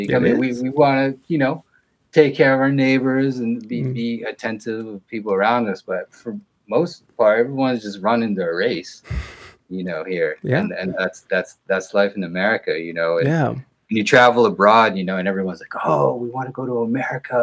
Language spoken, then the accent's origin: English; Allentown, Pennsylvania, United States; moved away as an adult; also born or lived in Philadelphia; now in Boston, United States; I was born in Allentown, Pennsylvania.